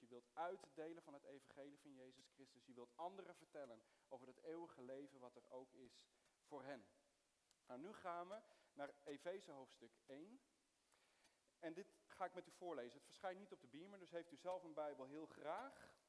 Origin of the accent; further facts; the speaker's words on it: Soest, Utrecht, Netherlands; also born or lived in Middle East; ik ben geboren in het Midden-Oosten, maar ik ben opgegroeid in, in Soest